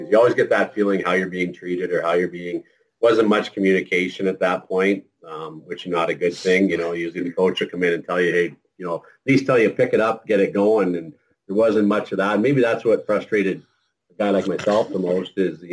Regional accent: near Cornwall, Ontario, Canada; played for the Cornwall Royals in junior back in my area, close to my hometown

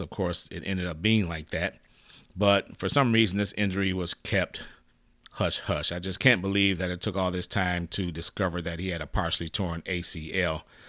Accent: Detroit, Michigan, United States; I'm really from Detroit

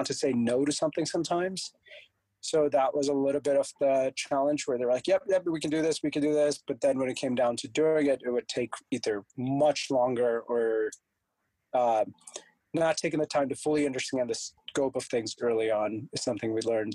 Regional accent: India; moved away; So I'm from a born and raised in India. So I was always going back to India

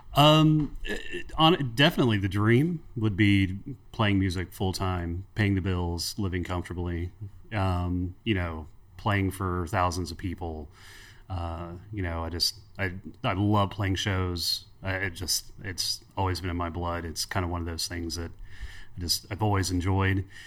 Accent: Cincinnati, Ohio, United States; moved away as an adult; also born or lived in Northern Kentucky; now in Huntington, United States; I grew up in Cincinnati, Ohio. The wife and I moved, uh, to Huntington, West Virginia about fifteen, sixteen years ago

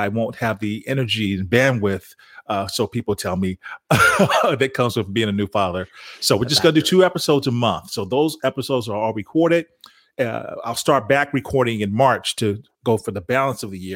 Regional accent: Chicago, Illinois, United States; now in Texas, United States; I'm from Chicago and I live in Texas now

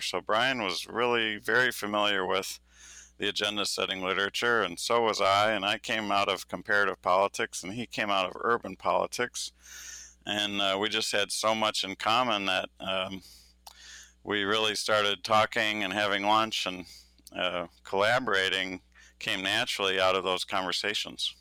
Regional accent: Michigan, United States; I'm from Michigan.

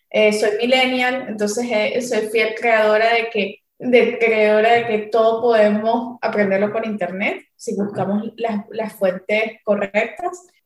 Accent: Venezuela; now in Miami, United States; yo soy venezolana, como bien lo dijiste, tengo 28 años, llevo cuatro años con mi restaurante Michis, que queda aquí en la ciudad de Miami.

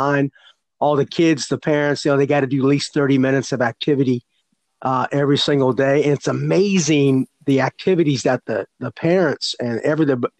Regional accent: Santa Clara, California, United States; at Santa Clara University, where I grew up in California

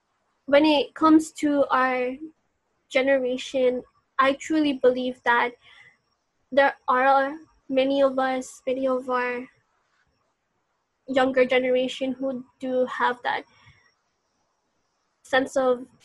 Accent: Philippines; Like, people have a hard time trying to grasp, like, what is being Filipino is. Is it our skin color?

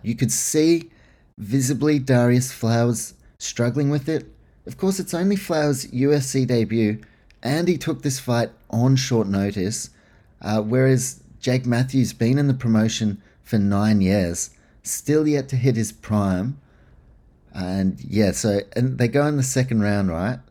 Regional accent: Australia; being Australian

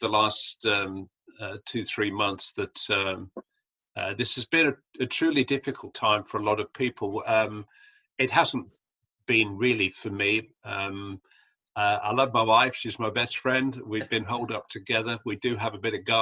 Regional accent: Bury, North West England, United Kingdom; moved away as an adult; also born or lived in Merseyside / Wirral; I'm from Bury.

